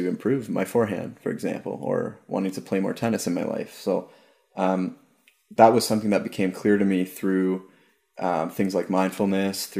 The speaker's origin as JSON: {"language": "English", "town": "Ajax", "region": "Ontario", "country": "Canada", "tie": "born or raised there", "also_born_or_lived": "St. Joseph's / Toronto", "moved": "yes", "said": "I was born in St. Joseph's, and I grew up in Ajax. So it's a suburb"}